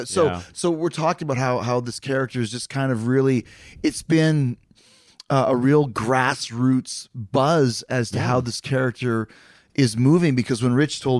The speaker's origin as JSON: {"language": "English", "country": "Canada", "moved": "yes", "said": "I'm from Canada."}